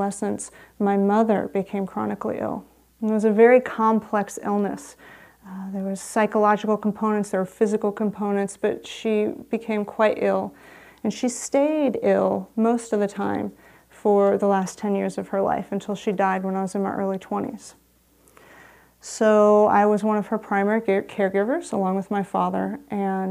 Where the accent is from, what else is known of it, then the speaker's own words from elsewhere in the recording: San Rafael, California, United States; I grew up in San Rafael